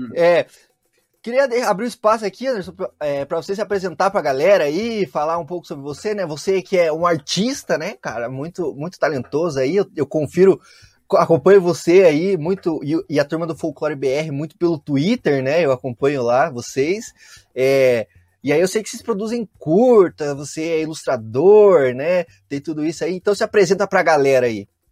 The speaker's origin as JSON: {"language": "Portuguese", "town": "Curitiba", "region": "Paraná", "country": "Brazil", "tie": "born or raised there", "said": "Eu cresci aqui no sul do país, né? Então eu cresci aqui em Curitiba"}